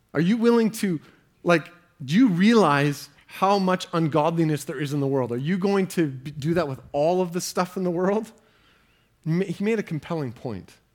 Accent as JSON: {"language": "English", "country": "Canada", "said": "as Canadian Christians"}